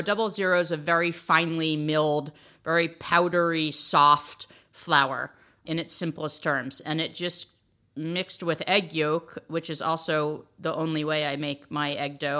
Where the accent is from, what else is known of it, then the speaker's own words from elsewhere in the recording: outside New Haven, Connecticut, United States; I grew up outside of New Haven, Connecticut